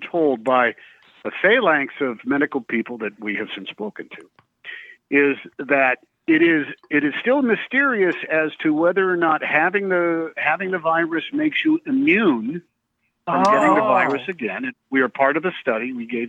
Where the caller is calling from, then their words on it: Los Angeles, California, United States; I'm calling from my home in Los Angeles.